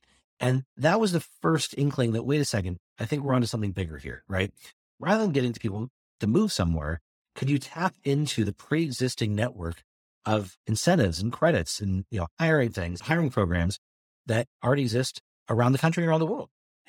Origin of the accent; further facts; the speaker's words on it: Modesto, California, United States; How can I help the economy of my hometown, right? And that's where we really started to focus on how do you inspire jobs and opportunity in places like Modesto?